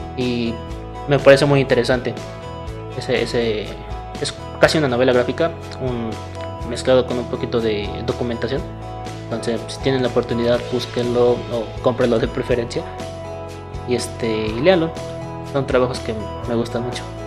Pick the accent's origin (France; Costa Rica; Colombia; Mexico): Mexico; Puebla; also born or lived in Morelos; nací en Morelos, pero toda mi vida ha sido en Puebla.